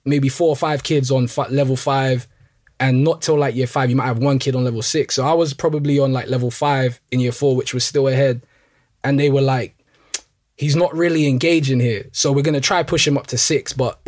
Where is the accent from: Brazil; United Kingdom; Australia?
United Kingdom; London; Pretty much, like, I was born and raised in Northwest London. Like, my parents are from Congo, both of them. And then me and my siblings were all born in London.